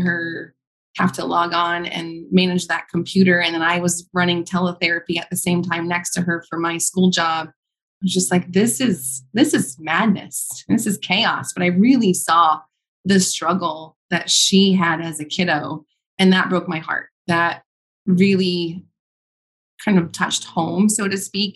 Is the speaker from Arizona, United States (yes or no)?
yes; Arizona, United States; also born or lived in Chicago; I moved back to my home state of Arizona